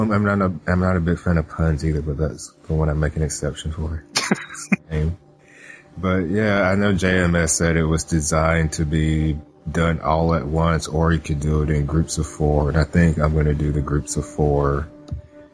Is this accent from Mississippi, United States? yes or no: yes; Jackson, Mississippi, United States; moved away; I'm going back to my hometown to visit